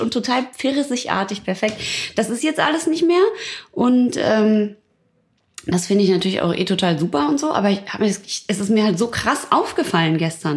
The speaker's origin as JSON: {"language": "German", "area": "Ruhr area", "region": "North Rhine-Westphalia", "country": "Germany", "said": "ich komme ja aus dem Pott"}